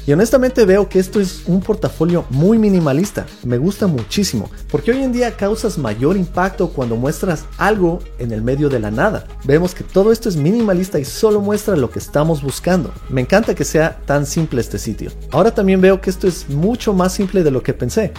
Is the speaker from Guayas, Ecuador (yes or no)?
no; Quito, Pichincha, Ecuador; mi tierra, Quito, Ecuador